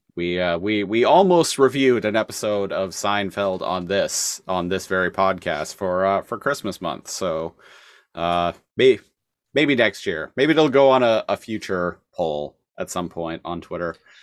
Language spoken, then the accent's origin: English; Canada; as a Canadian